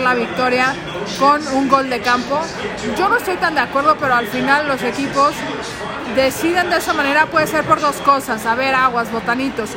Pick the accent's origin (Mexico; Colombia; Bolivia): Mexico; nosotros como mexicanos